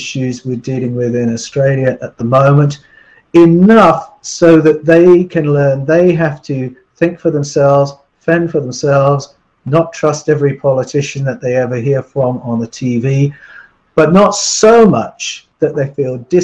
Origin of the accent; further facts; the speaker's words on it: England, United Kingdom; I grew up in England